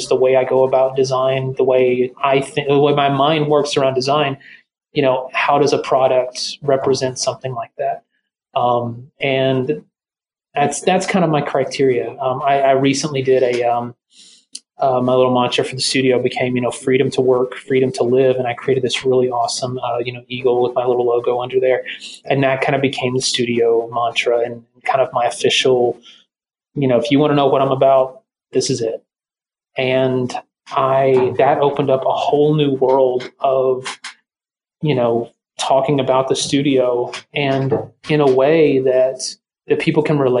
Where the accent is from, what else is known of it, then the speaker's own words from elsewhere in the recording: the South, United States; I'm from the South too. That's just a way of life down here.